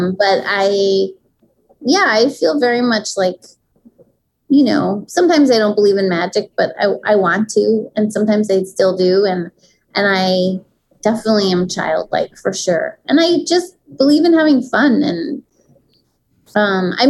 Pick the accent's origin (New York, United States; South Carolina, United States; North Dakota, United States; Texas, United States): New York, United States; New York City; I grew up in Manhattan